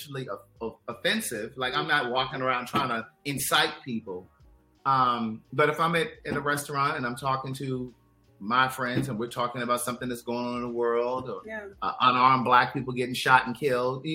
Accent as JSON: {"language": "English", "town": "Baltimore", "region": "Maryland", "country": "United States", "tie": "born or raised there", "said": "my story begins May 4th, 1976 in Baltimore, Maryland"}